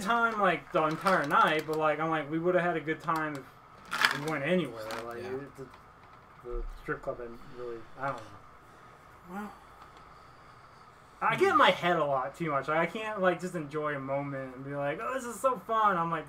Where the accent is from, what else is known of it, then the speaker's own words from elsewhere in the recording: Dallas, Texas, United States; Yeah, I grew up in the Dallas-Fort Worth area. We moved, my family moved away and would come back a few times.